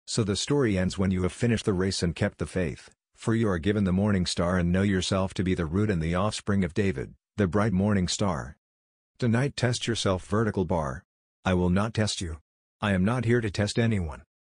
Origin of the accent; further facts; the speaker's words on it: Barbados; born there; I have experienced a physical birth, for I was born in Barbados and just as you, I know the limitations of the flesh.